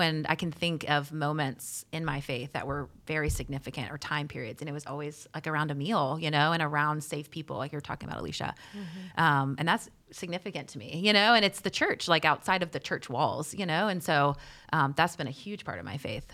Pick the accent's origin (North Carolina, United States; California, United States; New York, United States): North Carolina, United States; Charlotte; I'm also from Charlotte, born and raised.